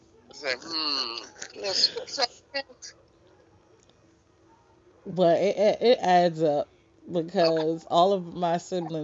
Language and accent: English; New York, United States; I grew up mainly in New York.